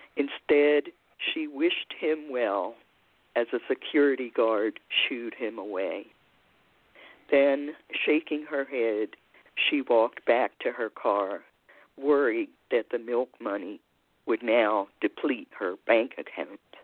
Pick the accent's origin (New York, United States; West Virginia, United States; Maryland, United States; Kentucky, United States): Maryland, United States; Baltimore; I am a native of Baltimore City, Maryland, and have lived in more than one neighborhood.